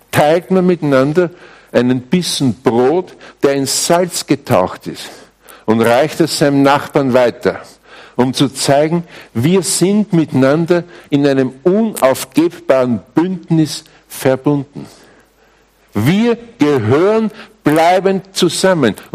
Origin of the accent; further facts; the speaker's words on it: Austria; Übrigens, bei uns in Österreich spricht man auch noch immer vom weißen Gold, gell? Hallstatt und so, diese Ecken da.